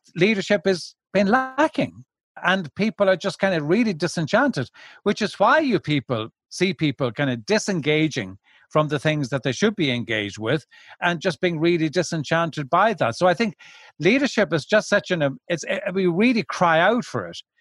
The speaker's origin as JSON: {"language": "English", "country": "Ireland", "said": "I've originally from Ireland."}